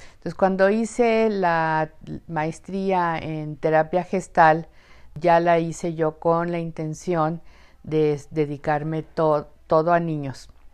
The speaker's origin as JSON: {"language": "Spanish", "country": "Mexico", "said": "siempre me ubicaba como mexicana"}